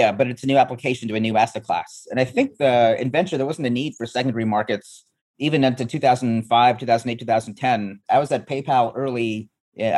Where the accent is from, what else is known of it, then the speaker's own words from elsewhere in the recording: Canada; moved away; also born or lived in East Africa; I grew up in Canada. I was born in East Africa